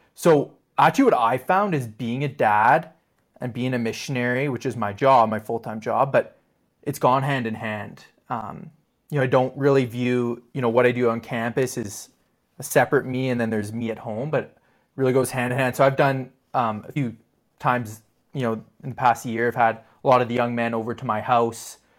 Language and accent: English; Ottawa, Ontario, Canada; I grew up in Ottawa